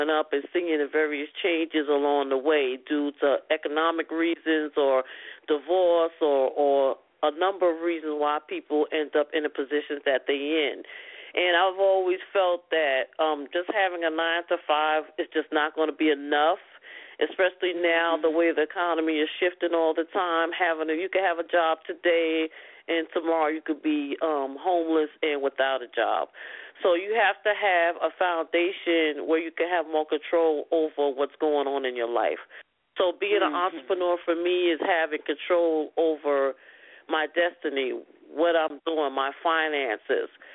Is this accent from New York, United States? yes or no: yes; New York City, New York, United States; also born or lived in Harlem, New York; I grew up in the South Bronx, and it was a community